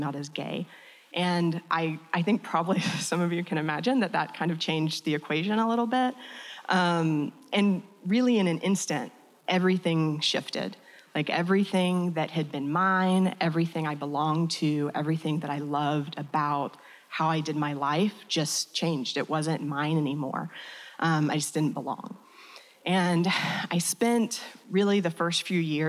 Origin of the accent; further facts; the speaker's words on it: Georgia, United States; When I was growing up in Georgia